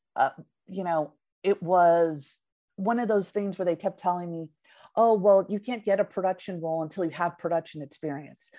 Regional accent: the Peninsula, California, United States; also born or lived in Redwood City; born and raised in the peninsula, and then we moved to Redwood City

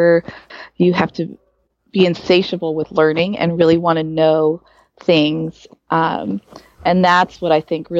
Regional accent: Silicon Valley, California, United States; also born or lived in Arizona / Del Mar, California; I grew up in the Silicon Valley

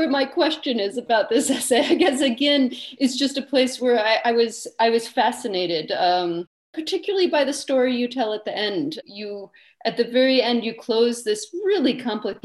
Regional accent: United States; as an American

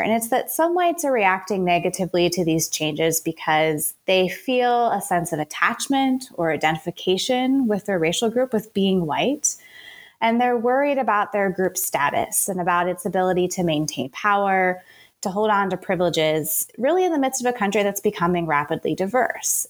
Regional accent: Richmond, Virginia, United States; I grew up in the South. I grew up in Richmond, Virginia.

